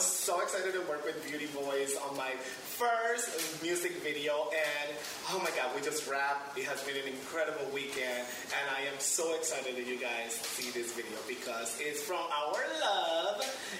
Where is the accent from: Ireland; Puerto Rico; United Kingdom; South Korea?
Puerto Rico; Arecibo; moved away; I grew up in Puerto Rico. I was born in Arecibo, Puerto Rico. I went to college in Puerto Rico, so hey, I'm very proud of who I am, where I come from, my family's there